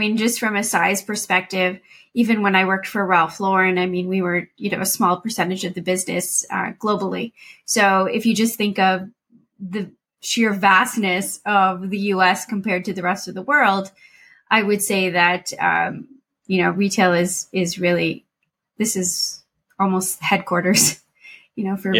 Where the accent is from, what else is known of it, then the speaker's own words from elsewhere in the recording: London, United Kingdom; I think growing up in London, to me, that was the center of the fashion world, let alone the world.